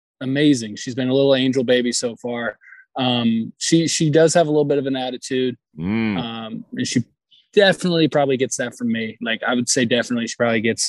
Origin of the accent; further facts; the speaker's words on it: Orlando, Florida, United States; also born or lived in Niagara Falls, New York; we moved down to Orlando when I was six or seven